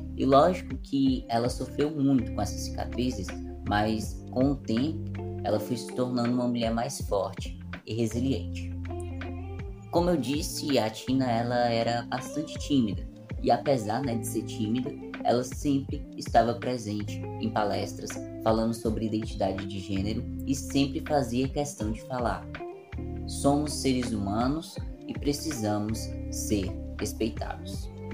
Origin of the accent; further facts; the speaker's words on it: Fortaleza, Ceará, Brazil; minha cidade natal, Fortaleza